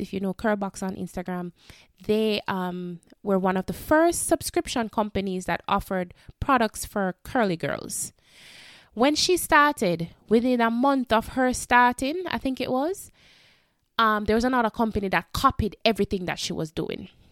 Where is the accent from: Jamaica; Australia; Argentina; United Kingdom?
Jamaica; we are from the Caribbean, we are from Jamaica